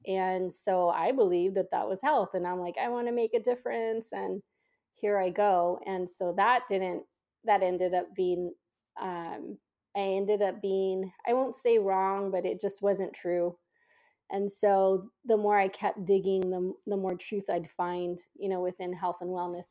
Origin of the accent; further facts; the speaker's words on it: San Jose, California, United States; I was born and raised in Silicon Valley, so specifically San Jose